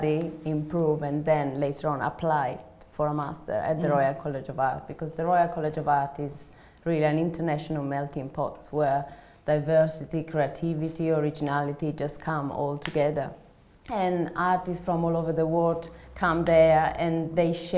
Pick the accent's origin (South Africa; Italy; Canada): Italy; now in London, United Kingdom; my Italian heritage or just by going and walking around in my childhood in Italy.